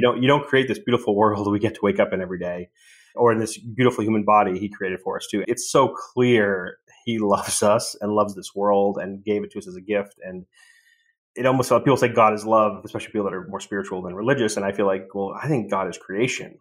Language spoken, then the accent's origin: English; Boston, Massachusetts, United States; moved away; my hometown in Boston